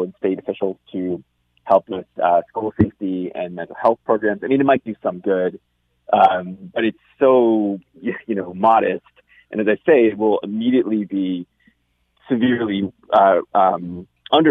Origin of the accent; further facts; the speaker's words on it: United States; moved away; my home country